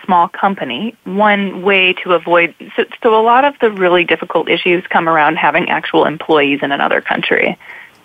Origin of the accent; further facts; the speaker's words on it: United States; I'm American